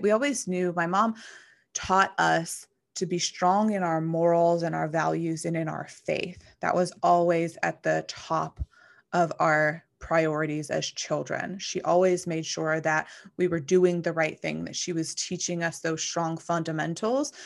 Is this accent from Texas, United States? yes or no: no; McKeesport, Pennsylvania, United States; moved away; I grew up in McKeesport, Pennsylvania